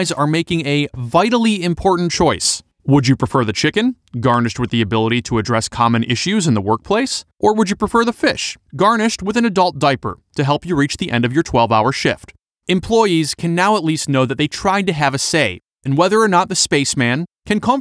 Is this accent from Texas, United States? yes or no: no; Detroit, Michigan, United States; Growing up in the Detroit area